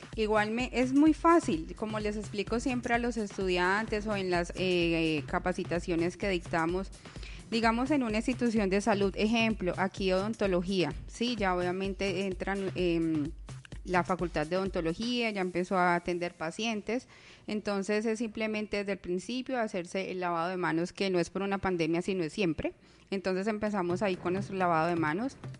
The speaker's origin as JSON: {"language": "Spanish", "country": "Colombia", "said": "como buenos colombianos"}